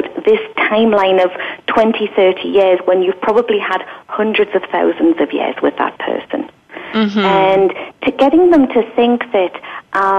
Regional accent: England, United Kingdom; I was from England.

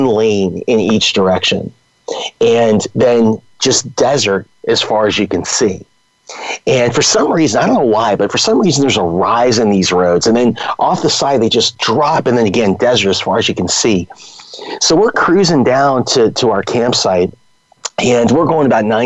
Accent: Los Angeles, California, United States; also born or lived in San Diego; I'm a Southern California guy. I grew up in Los Angeles

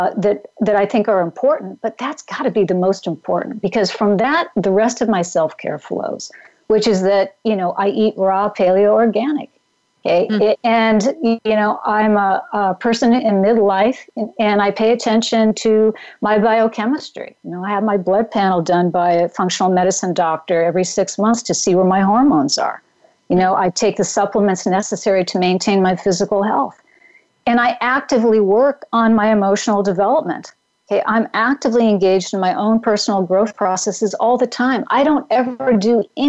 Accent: Pacific Northwest, United States; moved away; also born or lived in Mount Tamalpais area, California; I grew up in the Pacific Northwest

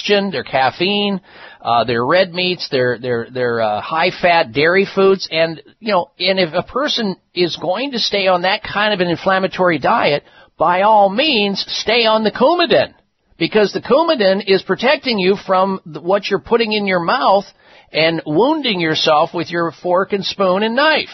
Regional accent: Midwest, United States; the diet that I grew up on in the Midwest

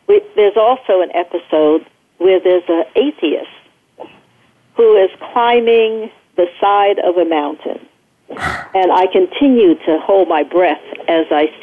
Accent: New York City, New York, United States; moved away; also born or lived in Culver City; I grew up in Brooklyn, New York, and I grew up surrounded by many Jewish people.

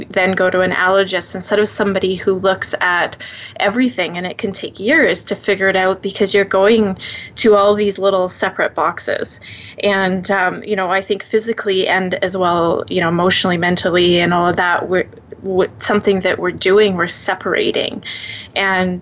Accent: Canada; I'm very Canadian

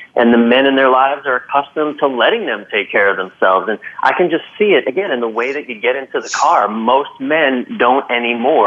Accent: Maryland, United States; moved away; I'm from Maryland, and I went home to visit many months ago

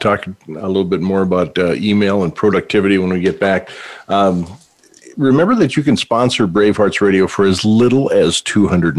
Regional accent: North Dakota, United States; moved away; I hail from the Peace Garden State. So, yay, North Dakota. my old hometown there.

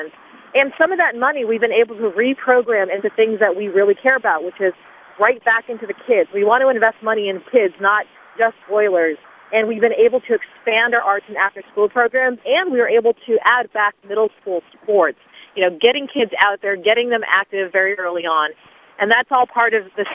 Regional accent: North Andover, Massachusetts, United States; That's where I grew up in North Andover

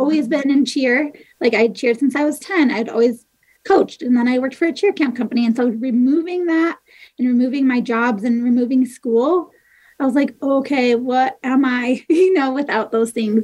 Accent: Michigan, United States; moved away as an adult; also born or lived in Nebraska / Iowa; now in Ogden, United States; We, we, grew up in Michigan.

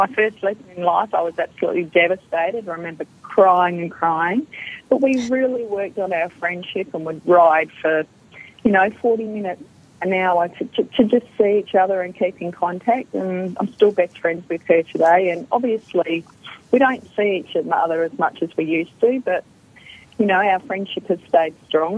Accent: Perth, Western Australia, Australia; accent: Australian; I grew up in Perth my whole life with a mum and dad

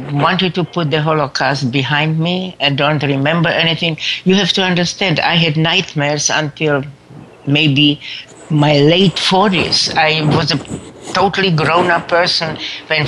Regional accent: Brno, South Moravian Region, Czechia; moved away; I was born in Czechoslovakia, that is now the Czech Republic, in the city of Brno, B-R-N-O, right on the Austrian border

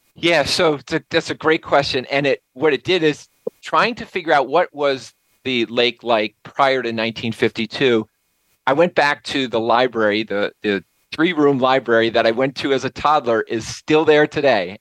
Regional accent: Nassau, New York, United States; moved away; going back to my hometown, back to Nassau

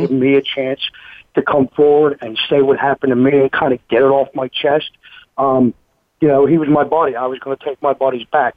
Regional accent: Philadelphia, Pennsylvania, United States; moved away as an adult; now in Knoxville, United States; I grew up in Philadelphia, Pennsylvania, very Irish Catholic neighborhood

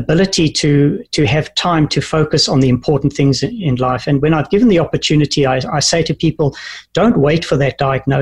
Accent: South Africa; moved away; also born or lived in New Zealand / Canada; growing up in South Africa

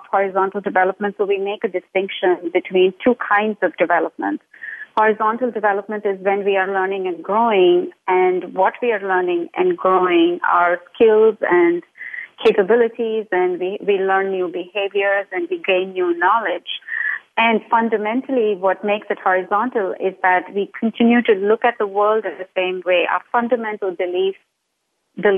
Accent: India; moved away; I grew up in India

